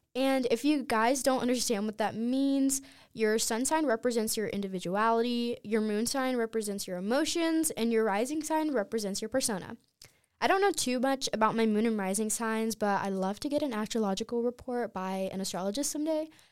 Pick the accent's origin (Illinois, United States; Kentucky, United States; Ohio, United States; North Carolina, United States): North Carolina, United States; Clinton; moved away; my hometown, Clinton, North Carolina